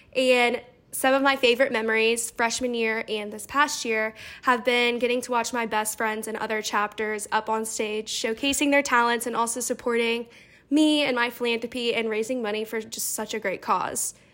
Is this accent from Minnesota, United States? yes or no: no; Louisville, Kentucky, United States; I'm from Louisville